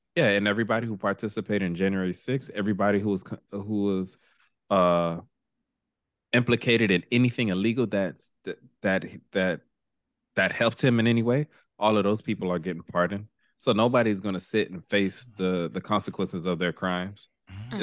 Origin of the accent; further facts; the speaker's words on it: Miami, Florida, United States; we grew up in Miami